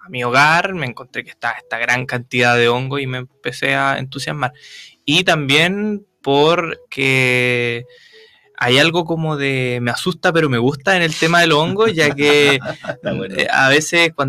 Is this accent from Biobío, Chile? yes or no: yes; Talcahuano, Biobío, Chile; porque yo de partida soy de Talcahuano, yo soy oriundo de Talcahuano